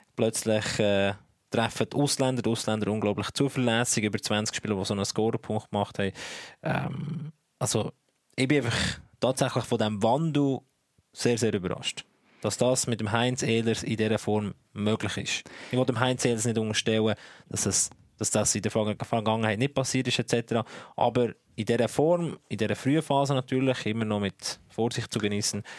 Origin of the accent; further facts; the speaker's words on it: Worb, Bern, Switzerland; Ich komme ja aus Worp. Das liegt an der Grenze zum Emmental.